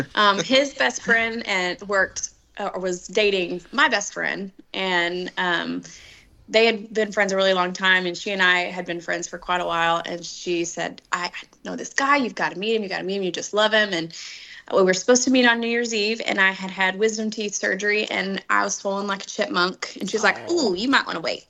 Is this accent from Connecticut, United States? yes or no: no; Dallas Fort Worth area, Texas, United States; We are from the Dallas Fort Worth area, from a little town outside of it, like 35 miles south. Um, and we actually grew up in the same town